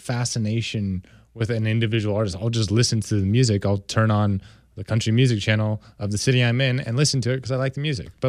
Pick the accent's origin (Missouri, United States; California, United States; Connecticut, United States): California, United States; I'm from California